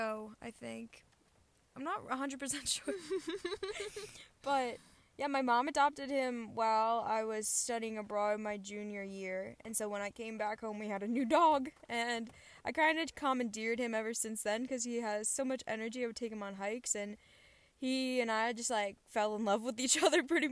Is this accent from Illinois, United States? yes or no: no; Baltimore, Maryland, United States; moved away as an adult; I'm 21 years old, and I'm from Baltimore, Maryland